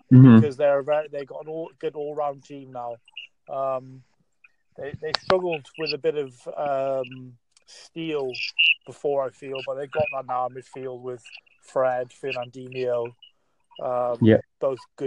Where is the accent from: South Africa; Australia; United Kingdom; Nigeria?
United Kingdom; Wales; I'm actually from Wales, but for about 15 years now, I've been a season ticket holder at Manchester United